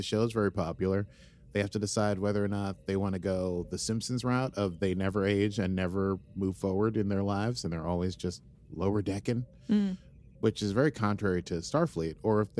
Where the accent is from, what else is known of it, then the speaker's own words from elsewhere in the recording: Idaho, United States; I'm from Idaho.